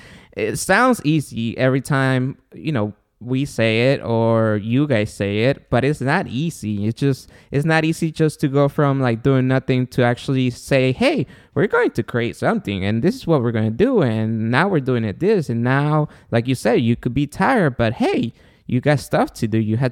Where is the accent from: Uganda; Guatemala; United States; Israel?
Guatemala; So I'm from Guatemala, my girlfriend and the mother of my son.